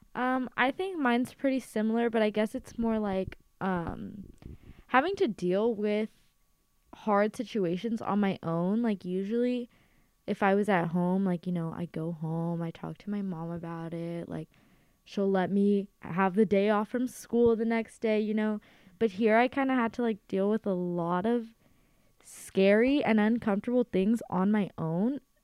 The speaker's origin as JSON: {"language": "English", "town": "Los Angeles", "region": "California", "country": "United States", "said": "I am from Los Angeles, California"}